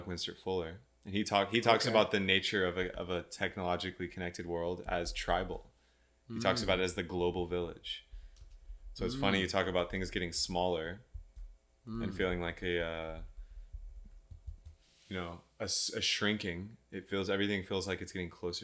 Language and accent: English; Texas, United States; moved away as an adult; also born or lived in Austin, Texas; now in California, United States; I grew up in Texas